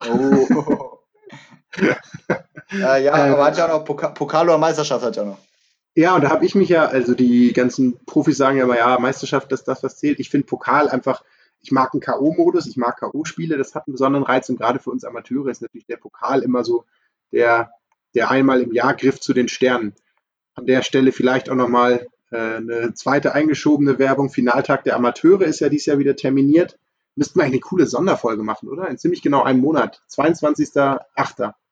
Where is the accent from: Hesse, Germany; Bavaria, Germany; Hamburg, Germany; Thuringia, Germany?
Hamburg, Germany; hättest als Hamburger hätte ich auch noch die Antwort weder noch gelten lassen.